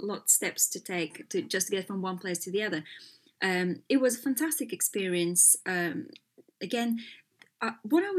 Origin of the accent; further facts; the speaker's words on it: Latvia; moved away as an adult; also born or lived in Los Angeles, United States; I was born in Latvia when we were still behind the kind of the Soviet rule